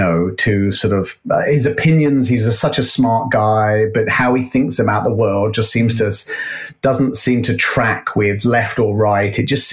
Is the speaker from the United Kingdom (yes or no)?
yes; United Kingdom; now in United States; We're in the US, and being a Brit, we have a huge issue with gun violence.